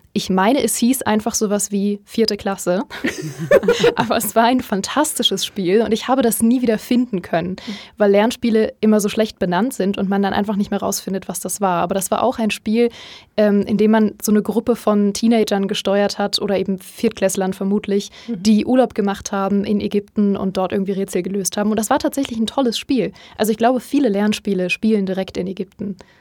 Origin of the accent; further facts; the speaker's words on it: Berlin, Germany; damals noch in Berlin, wo ich herkomme